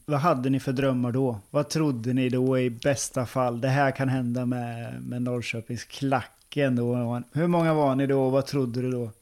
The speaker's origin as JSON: {"language": "Swedish", "country": "Sweden", "said": "jag är ju från Åby, jag är ju långt ifrån mm. innerstan"}